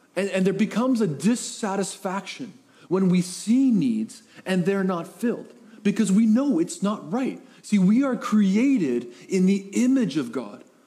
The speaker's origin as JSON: {"language": "English", "town": "Coquitlam", "region": "British Columbia", "country": "Canada", "tie": "born or raised there", "moved": "yes", "lives_now": "Powell River, Canada", "said": "I was raised in the Tri City area, Coquitlam area."}